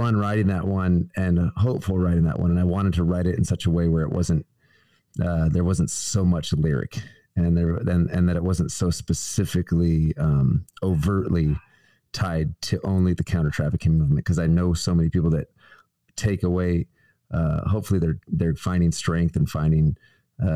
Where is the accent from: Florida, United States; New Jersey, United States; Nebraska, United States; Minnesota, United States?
Nebraska, United States; now in Tennessee, United States; my home state of Nebraska